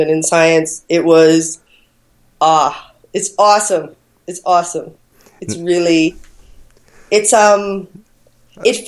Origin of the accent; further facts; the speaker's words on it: Phoenix, Arizona, United States; moved away as an adult; now in Australia; I am American. I was born and raised on the west side of Phoenix